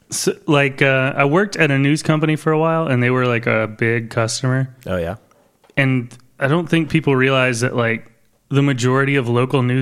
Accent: Detroit, Michigan, United States; moved away; I was born in Detroit.

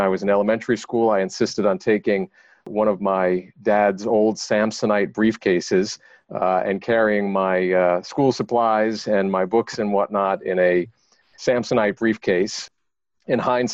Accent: Long Island, New York, United States; I grew up on Long Island in New York

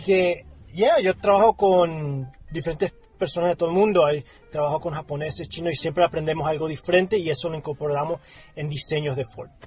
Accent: Colombia; siendo latino y colombiano

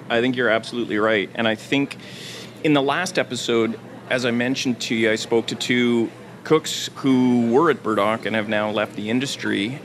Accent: Thunder Bay, Ontario, Canada; now in Vancouver, Canada; I grew up in Thunder Bay.

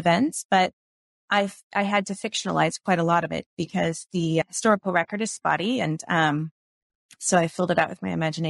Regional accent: Pacific Northwest, United States; I grew up in the Pacific Northwest, so I grew up doing a lot of hiking and spent time in the mountains as a kid.

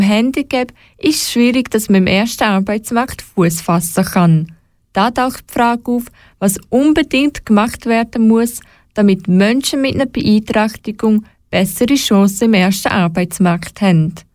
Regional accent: Switzerland; bei uns in der Schweiz

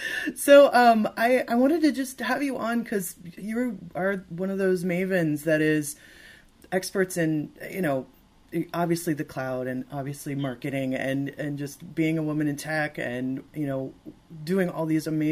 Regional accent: Michigan, United States; moved away as an adult; now in Marina del Rey, United States; I grew up in Michigan and came to the West Coast in the 90s

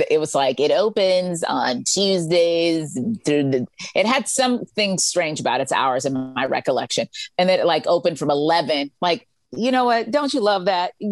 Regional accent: Freeport, Grand Bahama, Bahamas; I'm from Freeport, Bahamas. We're here for three more days.

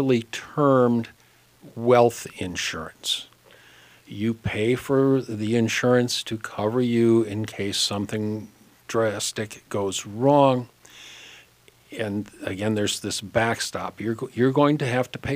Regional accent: Hopkins, Minnesota, United States; I grew up in Hopkins and left Minnesota for a few years on my big adventure and wound up back

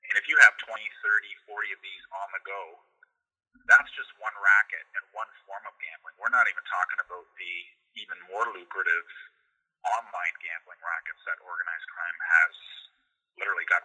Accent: Toronto, Ontario, Canada; moved away as an adult; also born or lived in Mississauga; now in Niagara region, Canada; I'm originally from Toronto and Mississauga, but for the last 20 plus years, I've been living out in the Niagara region

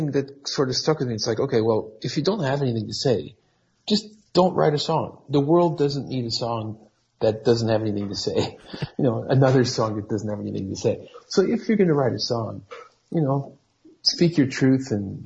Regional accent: Portugal; I kind of came back to my home country of Portugal.

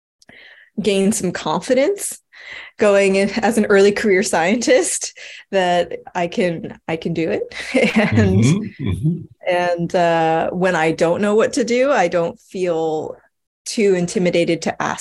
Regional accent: South Florida, United States; moved away as an adult; now in California, United States; I'm originally from South Florida

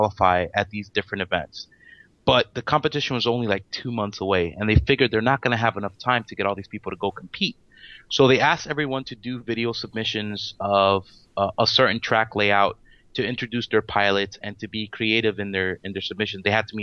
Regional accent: Miami, Florida, United States; We're from Miami. We're all local from here.

